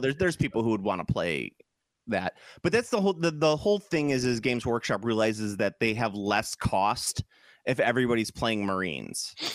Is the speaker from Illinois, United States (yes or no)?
yes; Chicago, Illinois, United States; I'm from Chicago